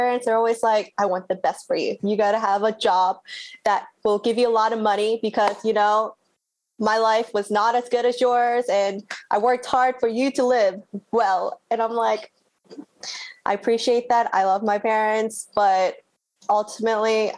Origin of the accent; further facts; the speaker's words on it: Baltimore, Maryland, United States; I'm born and raised in Baltimore. I've lived here my whole life